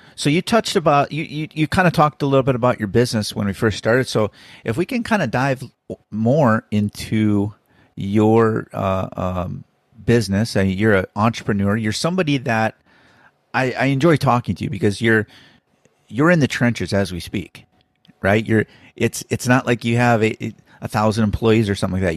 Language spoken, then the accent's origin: English; Minnesota, United States; I was born in Minnesota